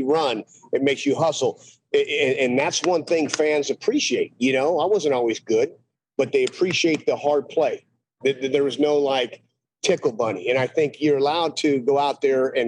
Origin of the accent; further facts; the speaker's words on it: Los Angeles, California, United States; moved away as an adult; now in Texas, United States; I grew up in Los Angeles. I grew up a Dodger fan